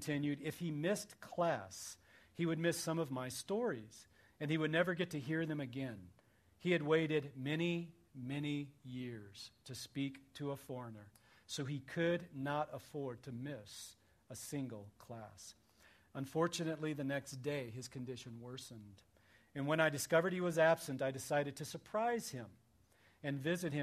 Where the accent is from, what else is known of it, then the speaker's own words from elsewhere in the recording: Missouri, United States; I grew up in Missouri